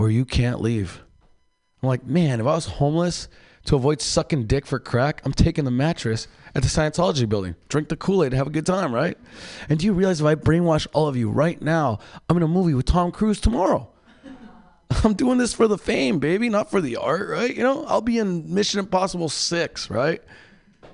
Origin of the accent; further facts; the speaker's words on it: Mexicali, Baja California, Mexico; moved away; I'm from Mexico, Mexicali, where it's a very violent place